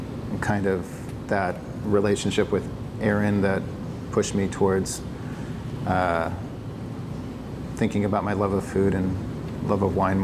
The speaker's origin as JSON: {"language": "English", "country": "Philippines", "tie": "born or raised there", "also_born_or_lived": "Afghanistan / United States", "said": "so my parents were missionaries. I grew up in the Philippines. Before that, in the 80s, my dad had bought a tent and he did evangelistic crusades throughout the United States. Prior to that, we were in Afghanistan when the Russians invaded."}